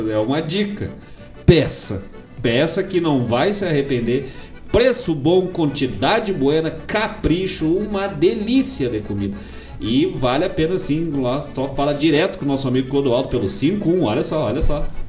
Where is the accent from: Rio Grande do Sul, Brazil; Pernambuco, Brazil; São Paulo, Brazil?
Rio Grande do Sul, Brazil; Bom Jesus; moved away; lá de Bom Jesus, minha terra querida, os campos de cima da serra.